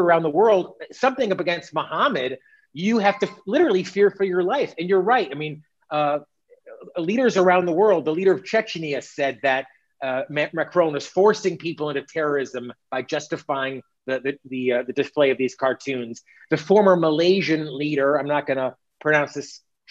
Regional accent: United States; we are American, you and I are American

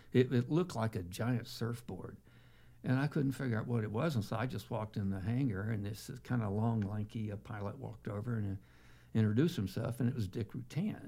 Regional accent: Texas, United States; being a Texan

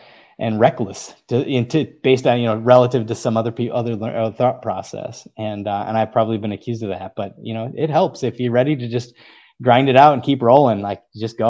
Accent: North Carolina, United States; So I'm originally from North Carolina. I was a military brat, and my sister actually lives in the Charlotte area on Lake Norman.

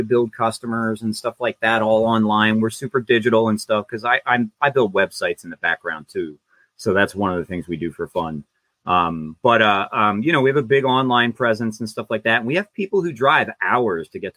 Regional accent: Woodbury, New Jersey, United States; I grew up in Woodbury

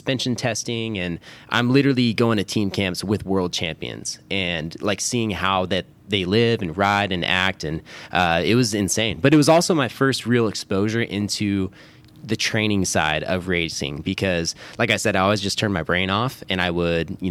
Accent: Roseville, California, United States; I grew up here in Roseville, so right outside of Sacramento suburbs.

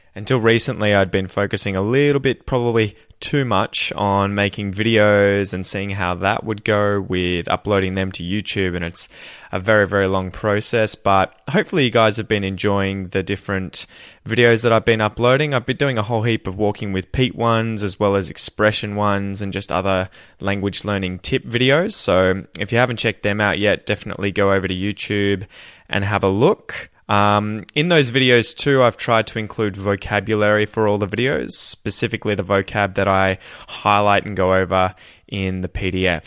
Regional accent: Australia; accent: Australian

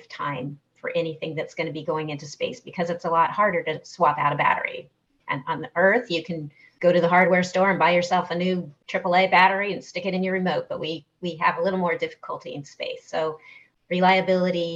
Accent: Southern California, United States; I grew up in Southern California

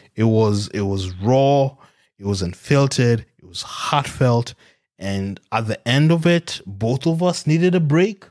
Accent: Kenya; now in Australia; growing up in Africa

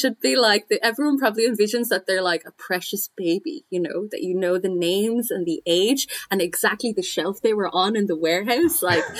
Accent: Ireland; as an Irish person

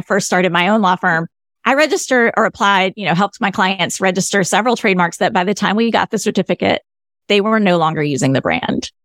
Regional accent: the South, United States; I'm a Southerner.

